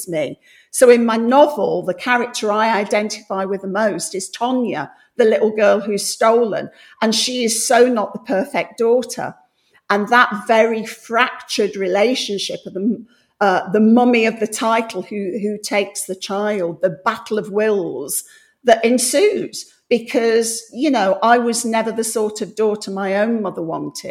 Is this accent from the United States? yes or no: no; Coalville, Midlands, United Kingdom; now in London, United Kingdom; I grew up in the Midlands